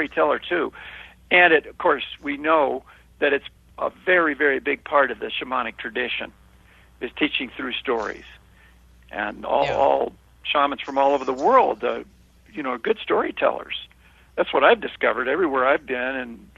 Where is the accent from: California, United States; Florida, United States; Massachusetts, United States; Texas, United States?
California, United States; Los Angeles; I was born and raised in Hollywood